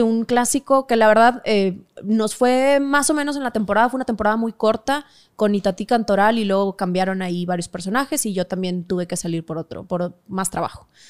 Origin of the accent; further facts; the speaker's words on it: Monterrey, Nuevo León, Mexico; moved away; also born or lived in Mexico City; somos regios